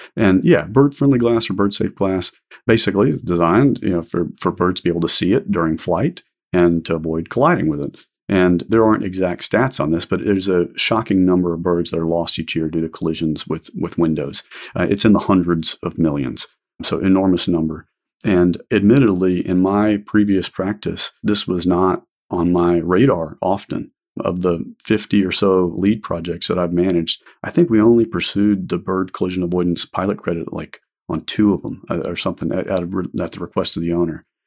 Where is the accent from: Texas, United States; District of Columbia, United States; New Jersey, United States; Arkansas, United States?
Texas, United States; Houston; I grew up in Houston